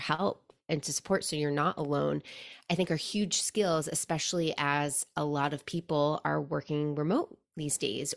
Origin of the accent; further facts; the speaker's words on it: New York, United States; growing up in New York